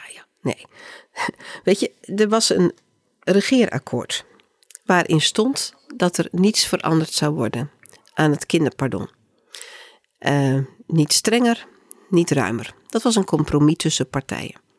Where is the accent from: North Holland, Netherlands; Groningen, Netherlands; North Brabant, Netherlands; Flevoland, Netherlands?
Groningen, Netherlands; ik kom zelf uit Groningen